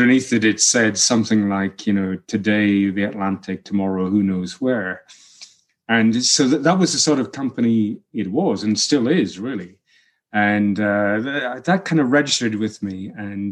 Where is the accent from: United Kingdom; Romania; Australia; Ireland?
United Kingdom; Helmsdale, Scotland; now in New Mexico, United States; the village that I was brought up in Helmsdale